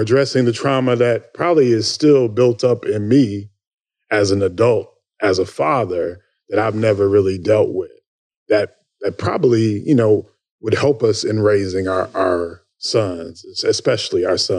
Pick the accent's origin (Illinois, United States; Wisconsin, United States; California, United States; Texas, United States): Illinois, United States; Chicago; now in Minnesota, United States; I grew up in Chicago